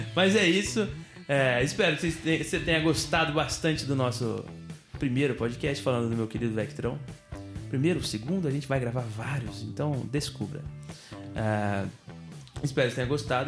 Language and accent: Portuguese; São Sebastião, Brazil; nós somos de São Sebastião